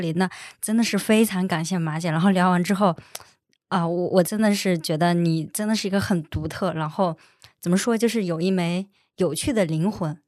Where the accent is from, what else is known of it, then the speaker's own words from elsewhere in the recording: northern China, China; 我是北方人，但我普通话就是不好